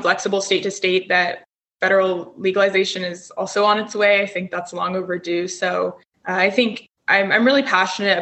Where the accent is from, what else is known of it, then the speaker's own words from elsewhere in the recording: Denver, Colorado, United States; growing up in Colorado and in Denver specifically